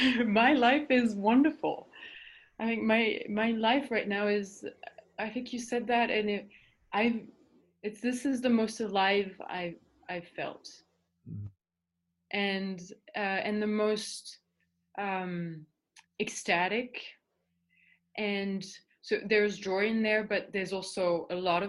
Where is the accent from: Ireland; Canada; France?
France; Paris, Île-de-France; English is a second language; moved away; I was born in Paris and I was a professional swimmer for 10 years.